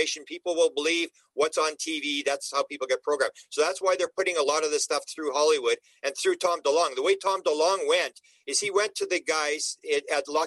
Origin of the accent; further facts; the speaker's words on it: Canada; I'm Canadian